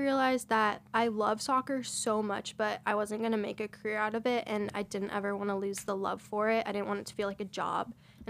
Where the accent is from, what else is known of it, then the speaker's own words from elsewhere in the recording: Denver, Colorado, United States; moved away as an adult; now in California, United States; I'm originally from Denver, Colorado.